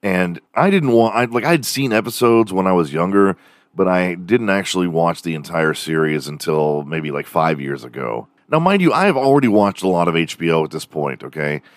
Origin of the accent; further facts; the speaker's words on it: Houston, Texas, United States; also born or lived in Dallas; growing up in Houston